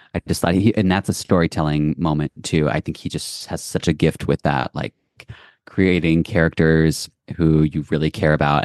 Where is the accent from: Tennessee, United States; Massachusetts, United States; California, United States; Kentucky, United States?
Kentucky, United States; Lexington; moved away; my hometown school and company, Lexington Ballet